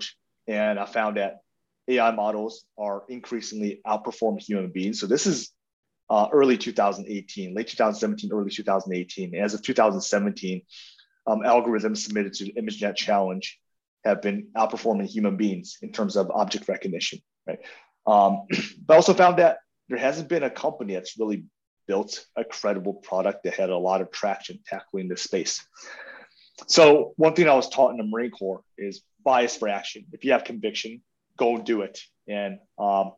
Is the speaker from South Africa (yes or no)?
yes; South Africa; moved away; also born or lived in Taiwan; But I was born in Taiwan and grew up in South Africa.